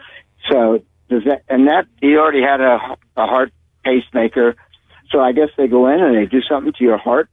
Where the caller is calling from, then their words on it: Pacific Grove, California, United States; This is … from Pacific Grove